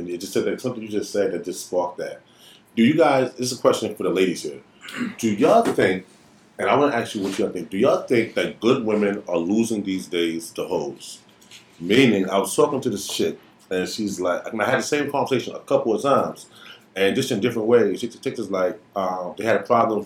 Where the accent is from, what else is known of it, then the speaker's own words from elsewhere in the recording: New York, United States; where I'm from New York.